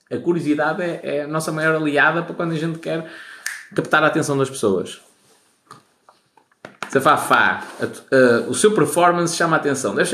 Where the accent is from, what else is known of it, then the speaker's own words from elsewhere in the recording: Baltar, Porto District, Portugal; Sou de Baltar, grande terra. Quem vai a Baltar, arranja mulher para casar.